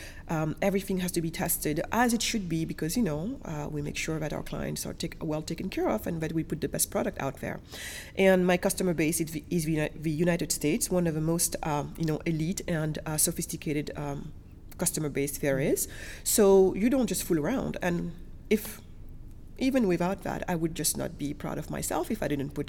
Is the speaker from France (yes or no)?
yes; France; also born or lived in Senegal / Germany; So basically, I was born in Senegal, west coast of Africa. And then my family moved us to Germany. And then after Germany, we moved to France. So I was primarily educated in France.